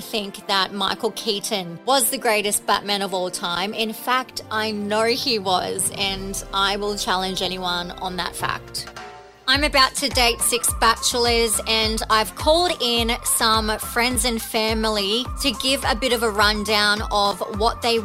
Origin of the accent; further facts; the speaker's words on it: Brisbane, Queensland, Australia; I'm 27 from Brisbane